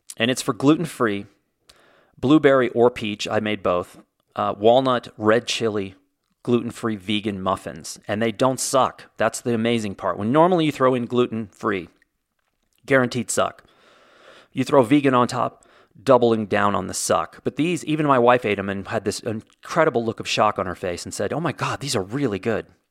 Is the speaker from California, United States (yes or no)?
no; Indiana, United States; I was born in Indiana, so technically I am a Hoosier.